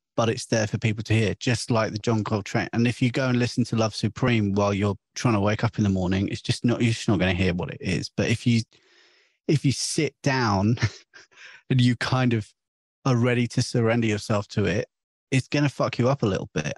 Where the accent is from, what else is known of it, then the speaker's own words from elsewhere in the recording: St Albans, East of England, United Kingdom; I'm from St Albans